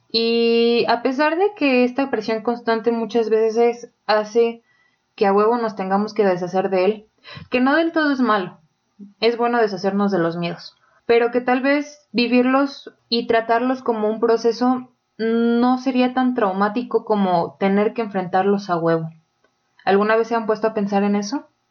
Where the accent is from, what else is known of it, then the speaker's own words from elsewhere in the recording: Mexico; nosotros como mexicanos